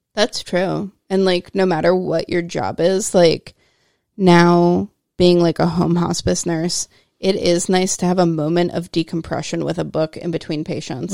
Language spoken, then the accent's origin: English; United States; as busy American ladies